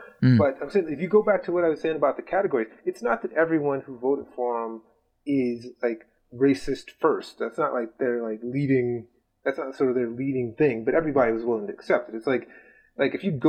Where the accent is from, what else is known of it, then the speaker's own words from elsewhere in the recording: Midwest, United States; I grew up in the Midwest in a church attending Christian family, and my parents are so blue collar